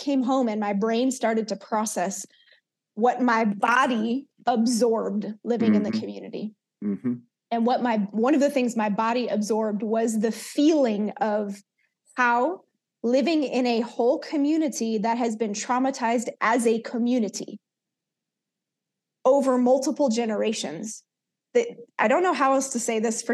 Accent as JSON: {"language": "English", "town": "Oakland", "region": "California", "country": "United States", "tie": "born or raised there", "also_born_or_lived": "Soweto, South Africa", "said": "growing up in East Oakland"}